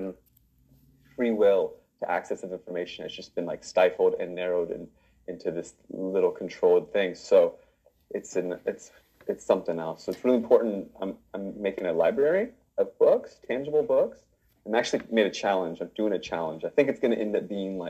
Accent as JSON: {"language": "English", "region": "Virginia", "country": "United States", "also_born_or_lived": "Northern California", "moved": "yes", "said": "I'm from Virginia"}